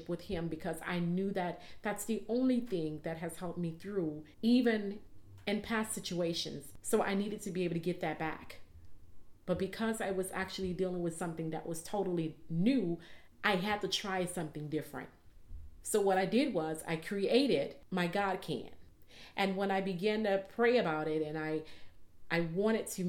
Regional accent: New Orleans, Louisiana, United States; growing up in New Orleans

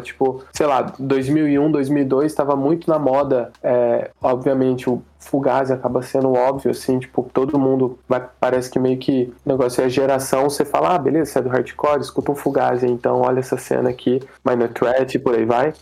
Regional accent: Caçapava, São Paulo, Brazil; eu cresci em Caçapava, é uma cidade bem pequena

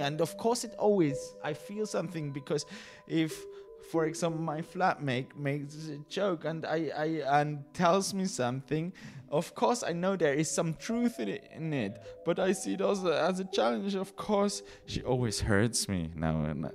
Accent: Basel, Basel-Stadt, Switzerland; also born or lived in Great Britain; I was born in Basel, then moved for a while to Great Britain uh, because my dad did something there, and then we came back

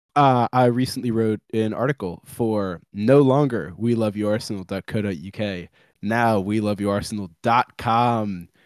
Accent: United States; I'm American

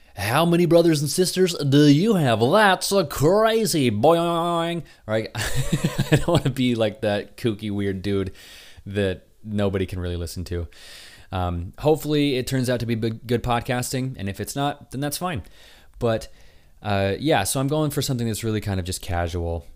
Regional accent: Utah, United States; moved away; I was from Utah

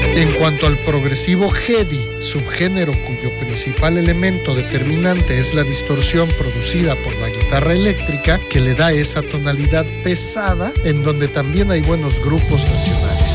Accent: Mexico; mexicanos teníamos que ser, ¿no? Si no nos quejamos, no somos mexicanos

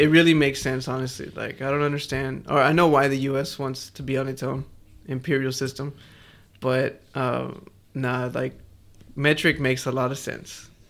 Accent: Houston, Texas, United States; now in Melbourne, Australia; I'm from, I'm from Houston, bro. I ain't from Australia

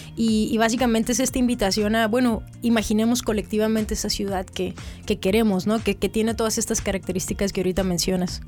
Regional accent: Mexicali, Baja California, Mexico; also born or lived in Calexico, California, United States; soy eh, mexicalense, mexicalense y un poco fronteriza porque también eh, soy nacida aquí, pero pasé un, buen tiempo de mi adolescencia en Caléxico

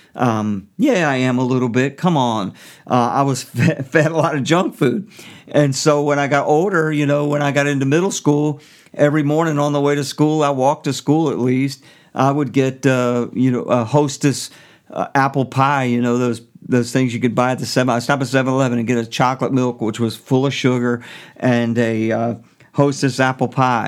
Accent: United States; I am an American

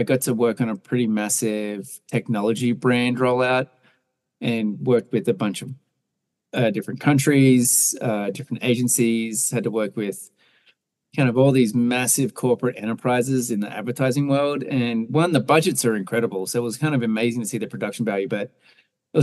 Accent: Australia; moved away as an adult; also born or lived in New York / Denver; now in United States; I grew up in Australia, but moved to the States around 2007

